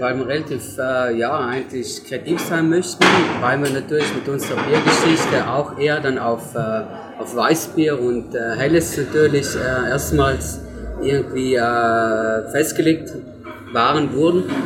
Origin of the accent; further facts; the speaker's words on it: near Merano, South Tyrol, Trentino-Alto Adige, Italy; ich komme aus Luftor, das liegt bei Maran, also auch ein schönes Südtor, Italien.